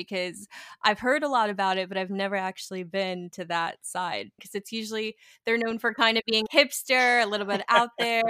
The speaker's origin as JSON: {"language": "English", "region": "California", "country": "United States", "tie": "born there", "said": "Funny enough, I'm actually a military kid, so I've lived everywhere in the U.S. I was born in California, but right now I currently live in around right outside of DC, Washington, DC."}